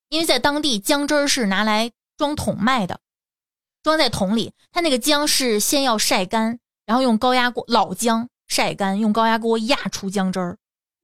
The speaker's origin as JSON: {"language": "Chinese", "region": "Tianjin", "country": "China", "said": "因为咱们天津人都不这么吃"}